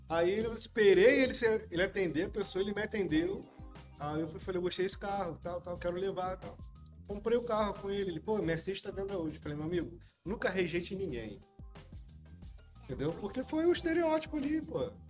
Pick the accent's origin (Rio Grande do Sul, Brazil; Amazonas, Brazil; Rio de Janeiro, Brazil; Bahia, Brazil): Rio de Janeiro, Brazil; Você calor, mas vamos lá, sou carioca, mas, velho, lá parece outro mundo, né?